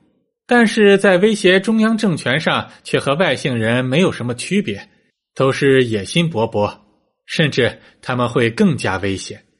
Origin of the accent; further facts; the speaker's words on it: China; 只不过对于我们中国人来说，这倒是一个契机。